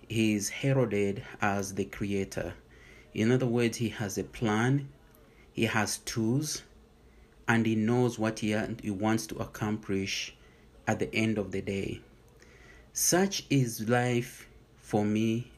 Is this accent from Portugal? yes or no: no; Mufulira, Copperbelt Province, Zambia; moved away as an adult; also born or lived in South Africa; now in Flossmoor, United States; I was born in Mufulira, Zambia. I lived in the mining township there. And my father worked in the mines as a nurse